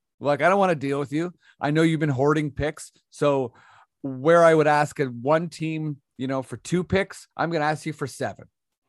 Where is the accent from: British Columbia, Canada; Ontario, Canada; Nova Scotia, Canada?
Ontario, Canada; I went to French immersion when I was growing up in Ontario.